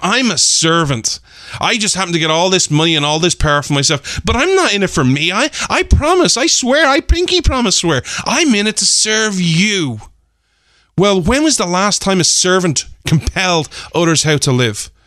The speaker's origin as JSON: {"language": "English", "country": "Ireland", "said": "me as an Irishman"}